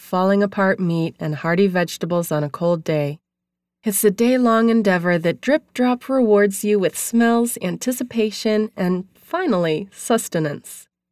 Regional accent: New England, United States; also born or lived in Maine; now in Malibu, United States; growing up in New England

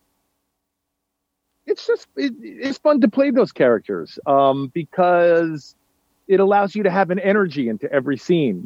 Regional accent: New York City, New York, United States; I grew up in the West Village in Chelsea

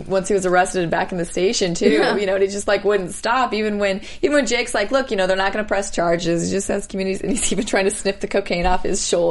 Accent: Midwest, United States; moved away; also born or lived in New York; I'm from the Midwest

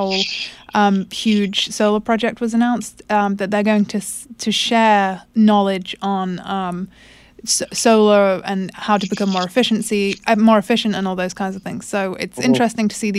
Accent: United Kingdom; moved away; that's my home country, the UK

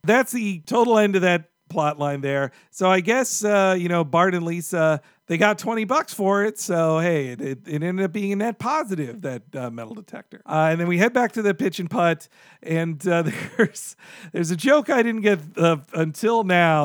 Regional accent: Orange Park, Florida, United States; I grew up in Orange Park, Florida.

